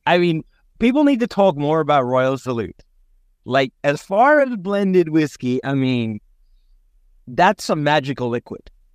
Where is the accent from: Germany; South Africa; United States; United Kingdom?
South Africa; moved away; me growing up in South Africa